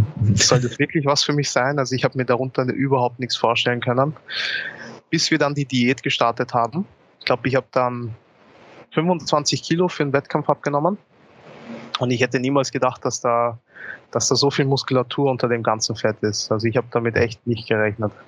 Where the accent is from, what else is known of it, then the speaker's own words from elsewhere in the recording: Austria; Ich komme aus Österreich aber meine Familie kommt eigentlich aus Ghana. Also ich bin hier in Österreich geboren worden